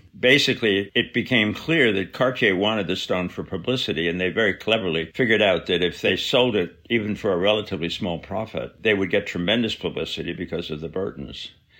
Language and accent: English; New Jersey, United States; I was a kid from New Jersey